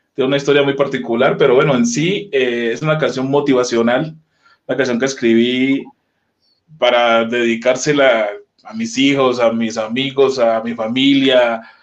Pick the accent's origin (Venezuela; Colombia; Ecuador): Colombia; moved away as an adult; now in Mexico; Soy colombiano de pura cepa